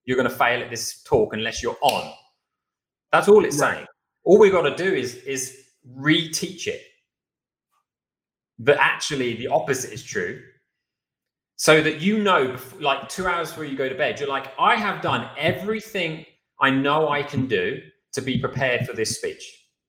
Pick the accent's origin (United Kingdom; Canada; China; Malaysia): United Kingdom; moved away; as a Brit